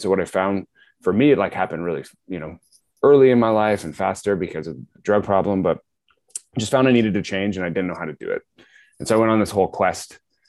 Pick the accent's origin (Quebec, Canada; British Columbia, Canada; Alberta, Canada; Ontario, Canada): Ontario, Canada; Guelph; I grew up near you in Guelph, small town